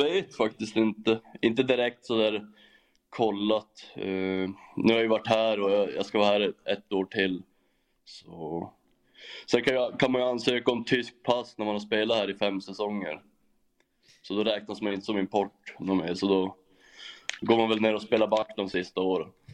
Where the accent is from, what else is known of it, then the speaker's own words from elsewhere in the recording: Norrland, Sweden; moved away as an adult; now in Germany; jag är ju norrlänning